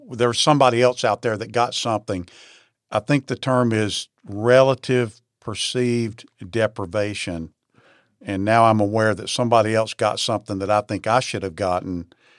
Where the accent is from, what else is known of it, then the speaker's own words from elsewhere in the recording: Lancaster, South Carolina, United States; I grew up in Lancaster, South Carolina in the sixties and early seventies